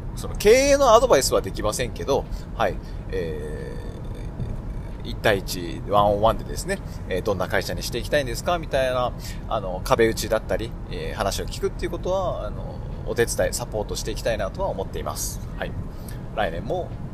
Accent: Sapporo, Hokkaido, Japan; 地元の札幌

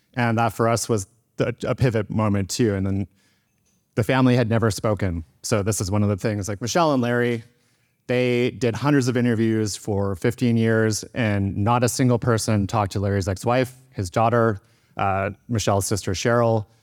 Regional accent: Victoria, British Columbia, Canada; And I grew up in Victoria

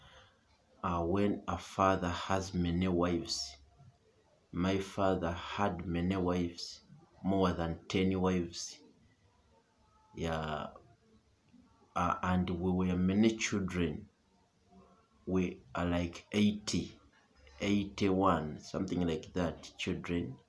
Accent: Uganda; from Uganda

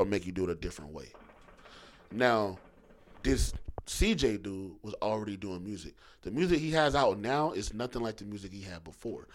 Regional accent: Philadelphia, Pennsylvania, United States; moved away; I'm from Philly. You know I grew up going back and forth

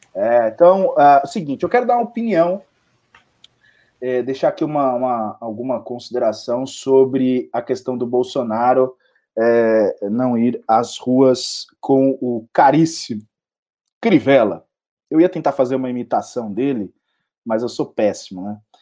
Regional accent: São Paulo, Brazil; eu sou um paulistano, paulista paulistano e São Paulino

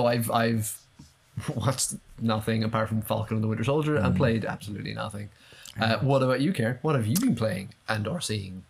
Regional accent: Ireland; I know we're Irish

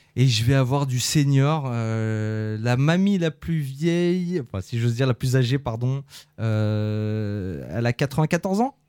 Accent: Conflans-Sainte-Honorine, Île-de-France, France; On est natif de Conflans, la clinique des tilleuls

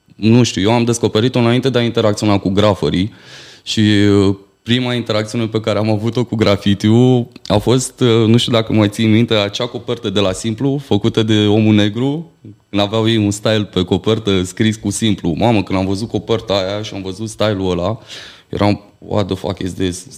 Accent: Bacău, Bacău County, Romania; în orașul meu natal, în Bacău

